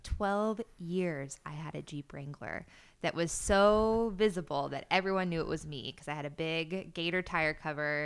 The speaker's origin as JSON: {"language": "English", "region": "Florida", "country": "United States", "tie": "born or raised there", "moved": "as an adult"}